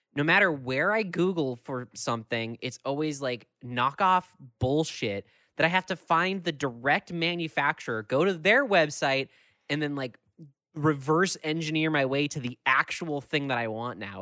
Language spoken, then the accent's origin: English; Minneapolis–Saint Paul, Minnesota, United States; I'm from the Twin Cities where, like, things are always happening